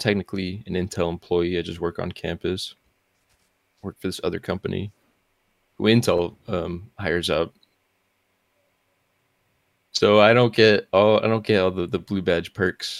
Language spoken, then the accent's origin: English; New Mexico, United States; moved away as an adult; now in Portland, United States; I'm from New Mexico